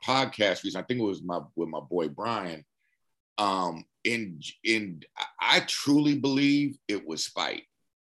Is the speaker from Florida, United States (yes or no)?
no; Berkeley, California, United States; moved away as an adult; now in Los Angeles, United States; I'm from Berkeley